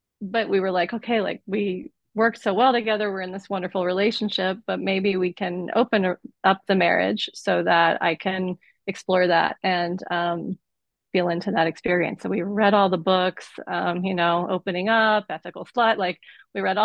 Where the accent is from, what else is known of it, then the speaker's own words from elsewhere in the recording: Southeast, United States; I was born in 75 in the Southeast. So I was growing up in the 80s and 90s, and it's like, it was a pretty homophobic and conservative environment where I grew up.